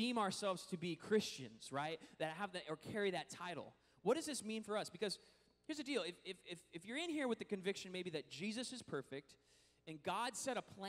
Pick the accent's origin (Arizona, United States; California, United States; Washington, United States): Washington, United States; moved away; Washington, which is actually my home state